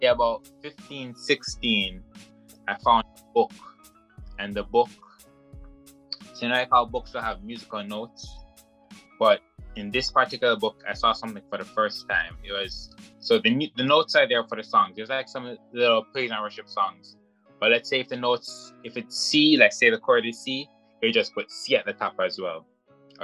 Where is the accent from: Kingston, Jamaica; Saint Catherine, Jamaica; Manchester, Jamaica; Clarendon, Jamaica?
Manchester, Jamaica; Mandeville; where I grew up when I was in high school was Mandeville